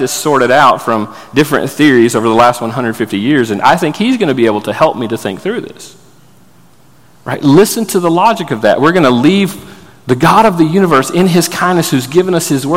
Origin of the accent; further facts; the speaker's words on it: Florida, United States; I grew up in Florida